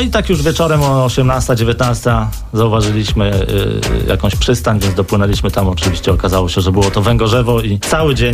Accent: Warmian-Masurian Voivodeship, Poland; Ja urodziłem się, wychowałem na Mazurach

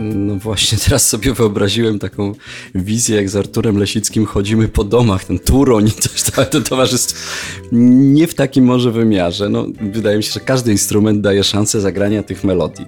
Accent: Jelenia Góra, Lower Silesian Voivodeship, Poland; z moim przyjacielem, z którym się znam od siódmego roku życia z Jeleni Góry, naszej rodzinnej

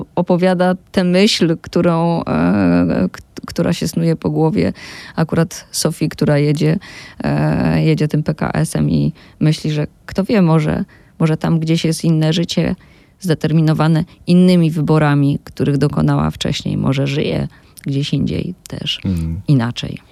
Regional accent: Silesian Voivodeship, Poland; ja jestem ze Śląska

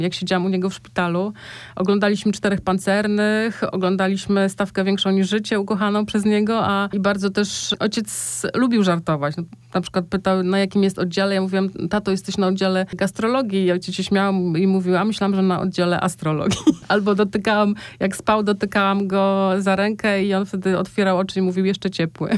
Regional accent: north-east Poland, Poland; moved away; ja pochodzę z, właśnie z miejscowości na północny wschód Polski, tam gdzie jeszcze te zwyczaje się, się uchowały

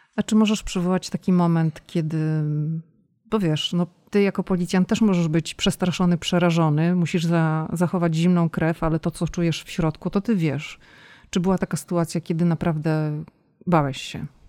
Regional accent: Poland; oboje jesteśmy z Polski

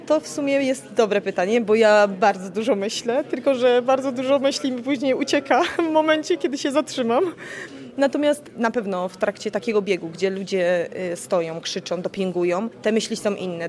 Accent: Jaworzno, Silesian Voivodeship, Poland; Jestem z Jaworzna

